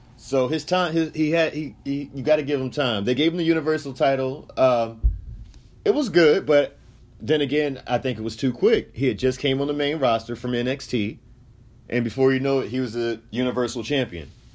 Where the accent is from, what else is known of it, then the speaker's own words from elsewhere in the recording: Virginia Beach, Virginia, United States; I'm from Virginia Beach.